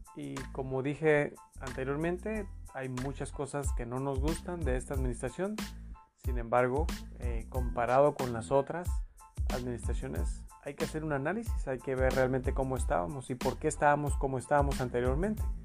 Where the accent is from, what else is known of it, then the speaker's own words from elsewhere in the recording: Mexico; somos eh, mexicanos dignos de, de con orgullo decir que nuestro país es una potencia económica